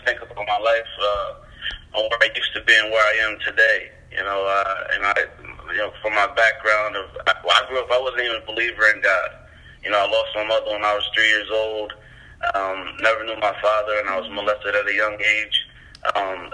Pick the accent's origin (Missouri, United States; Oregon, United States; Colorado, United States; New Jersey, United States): New Jersey, United States; also born or lived in Massachusetts; now in Connecticut, United States; I'm from Jersey, here I am in Connecticut, now I go to Bible College in Massachusetts